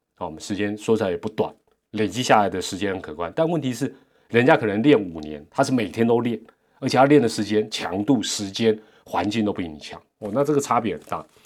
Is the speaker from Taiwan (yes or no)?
yes; Taiwan; 我们台湾也没有那个环境